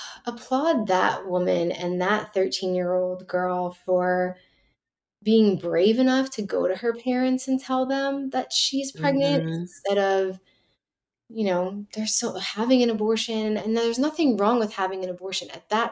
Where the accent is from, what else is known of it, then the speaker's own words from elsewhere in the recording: New York City, New York, United States; born there; I was born in Lenox Hill Hospital